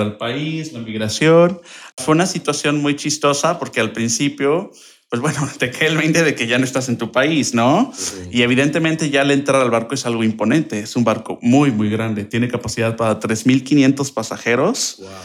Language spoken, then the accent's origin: Spanish; Querétaro, Mexico; soy originario de aquí de Querétaro, orgullosamente, claro